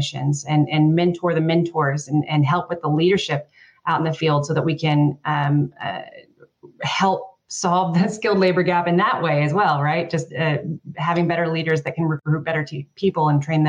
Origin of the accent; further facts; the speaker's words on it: Texas, United States; I'm from Texas